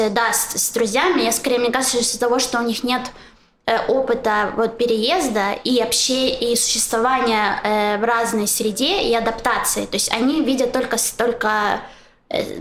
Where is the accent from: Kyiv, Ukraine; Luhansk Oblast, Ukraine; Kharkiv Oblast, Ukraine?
Kharkiv Oblast, Ukraine; Kharkiv; moved away as an adult; also born or lived in Saint Petersburg; now in Israel; Я уехала из Харькова в Санкт-Петербург и из Санкт-Петербурга в Израиль. И я э, переезжала скорее за себя, то есть э, в плане, что э, когда я приезжаю в Харьков, то я не вижу э, того, что вот из-за этого я уехала.